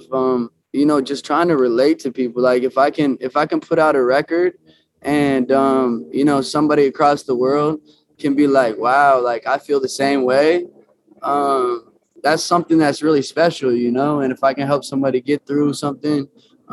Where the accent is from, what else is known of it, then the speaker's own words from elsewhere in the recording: Omaha, Nebraska, United States; moved away as an adult; now in Los Angeles, United States; I actually went back to Omaha, to my hometown, 2 months ago